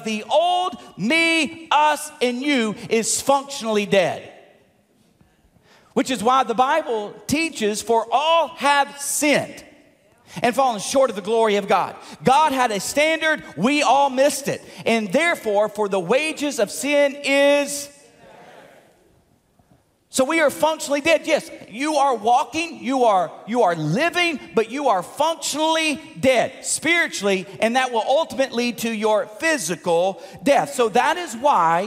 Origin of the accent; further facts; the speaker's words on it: Tipton County, Tennessee, United States; moved away; my hometown in Tipton County in Tennessee.